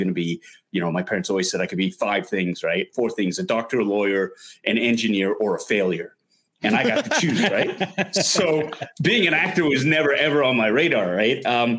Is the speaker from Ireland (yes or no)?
no; Canada; growing up in Canada, Asian kid, big fan of Star Wars.